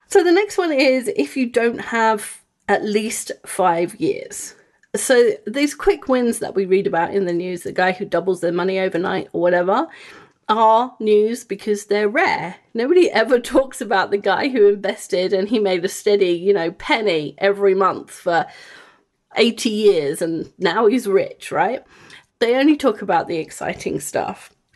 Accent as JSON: {"language": "English", "region": "England", "country": "United Kingdom", "tie": "born or raised there", "moved": "yes", "said": "I grew up in England"}